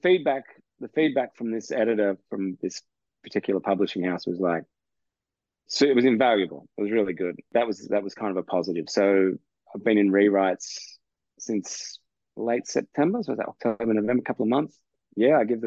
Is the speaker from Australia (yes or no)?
yes; Australia; I'm a heterosexual, straight Australian